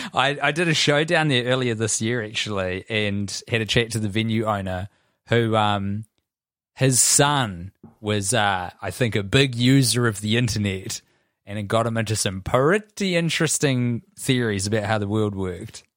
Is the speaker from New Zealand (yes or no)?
yes; Christchurch, Canterbury, New Zealand; we grew up in Christchurch